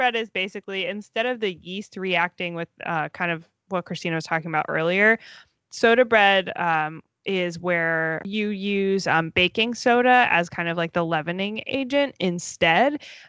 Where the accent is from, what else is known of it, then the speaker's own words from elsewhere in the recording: Florida, United States; okay, everyone, we grew up in Florida. Cold for us is like, what, 40 degrees? Maybe like 50 degrees?